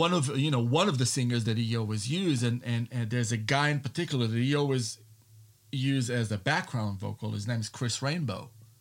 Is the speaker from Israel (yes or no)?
yes; Israel; moved away as an adult; also born or lived in California / New York / Nashville; now in Elizabethtown, United States; I moved to the U.S. from Israel in 1997. I was born in Israel. So, and I moved to California and I went to the Musician Institute for music. So, you know, I lived there for about almost 6 years. Then I lived in New York